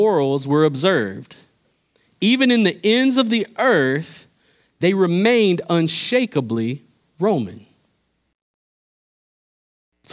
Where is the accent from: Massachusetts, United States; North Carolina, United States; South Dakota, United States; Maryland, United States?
North Carolina, United States; Pittsboro; I'm from Pittsburgh, North Carolina